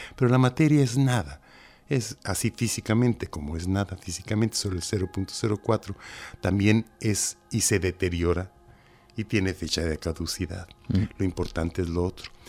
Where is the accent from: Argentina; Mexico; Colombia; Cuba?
Mexico; moved away as an adult; now in Cantabria, Spain; Soy mexicano y ahora tengo el honor de estar aquí en la madre patria.